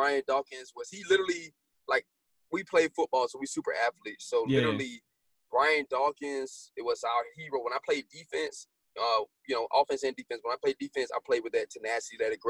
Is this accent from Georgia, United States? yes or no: yes; Decatur, Georgia, United States; growing up in Decatur, Georgia